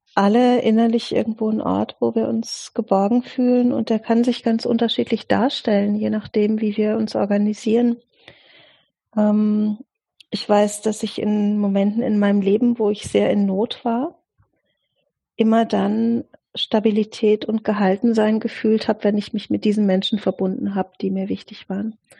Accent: Offenburg, Baden-Württemberg, Germany; also born or lived in Italy / France; im Augenblick lebe ich äh, persönlich in Offenburg. Das ist meine, meine Heimatstadt. Da bin ich auch die meiste Zeit meines Lebens gewesen

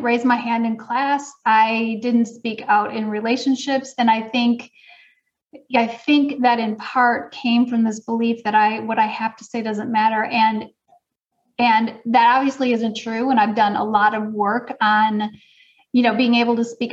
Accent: suburb of Milwaukee, Wisconsin, United States; I grew up in Wisconsin

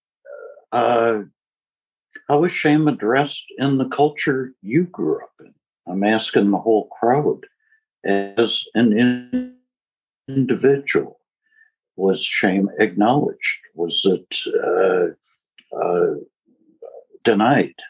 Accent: United States; also born or lived in Switzerland; I was American

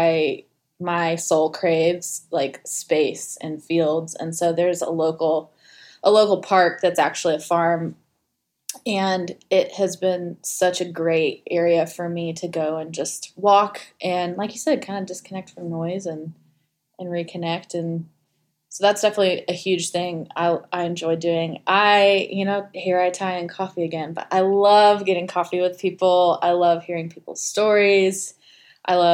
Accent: Gainesville, Florida, United States; I grew up outside of Gainesville, Florida

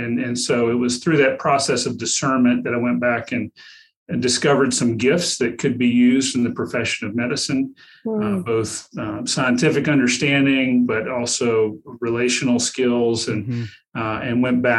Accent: the South, United States; accent: Southern; Yeah, I've been married to a Canadian too long. I've lost some of my Southern accent.

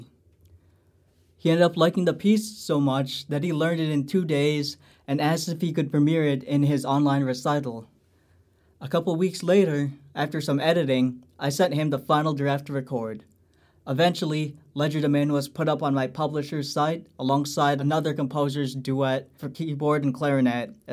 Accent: Lombard, Illinois, United States; I'm from Lombard, Illinois, an alumnus of Glenbard East High School

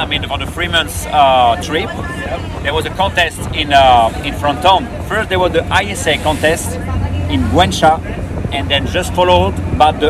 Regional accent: Réunion; moved away as an adult; now in Canary Islands, Spain; growing up in Reunion, because when I was young in Reunion

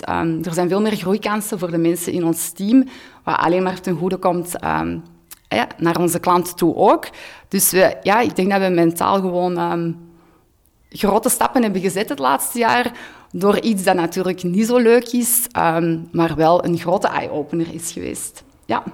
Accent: Hoogstraten, Flanders, Belgium; moved away as an adult; also born or lived in Antwerp; Ik ben van Hoogstraat afkomstig, maar wij woonden tien jaar in Antwerpen

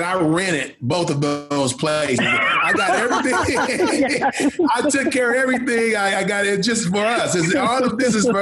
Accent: Flint, Michigan, United States; I'm from Michigan, Flint, Michigan, where General Motors was big time. A lot of the parents worked at General Motors when I grew up

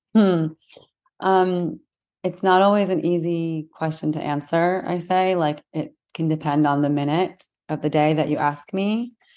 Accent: United States; I'm American, my family is Am-, and we're American here

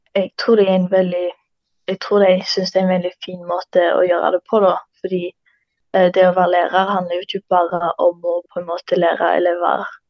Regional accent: Karmøy, Rogaland, Norway; Jeg kommer fra en plass etter Karmøy og går på Stangeland ungdomsskole.

